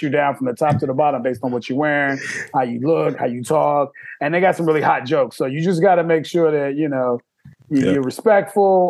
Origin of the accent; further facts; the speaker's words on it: Chicago, Illinois, United States; growing up in Chicago, I mean, you know, it's a big city